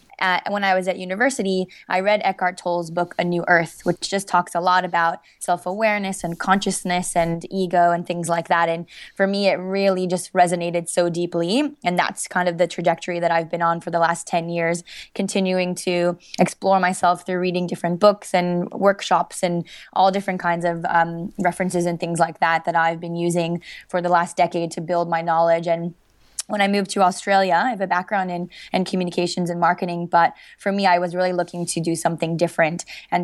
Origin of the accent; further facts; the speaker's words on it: Miami, Florida, United States; So I grew up in Miami, and my parents got divorced when I was about 7